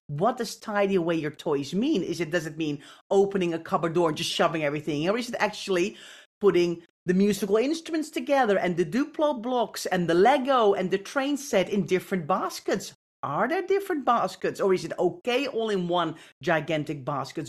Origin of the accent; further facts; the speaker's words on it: Netherlands; I, I grew up in the Netherlands